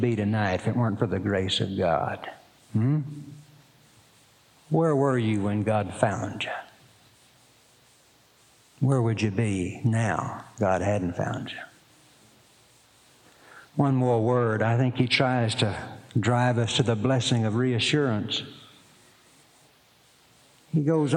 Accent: Poteau, Oklahoma, United States; I was born in Poto, Oklahoma

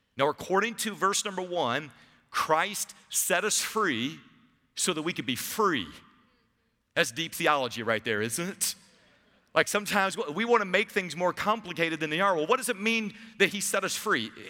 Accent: Savannah, Georgia, United States; I grew up in Savannah

